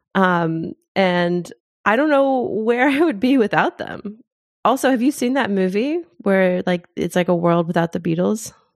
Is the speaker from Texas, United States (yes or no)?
no; Kentucky, United States; moved away as an adult; also born or lived in Zimbabwe; now in New Zealand; I grew up in Kentucky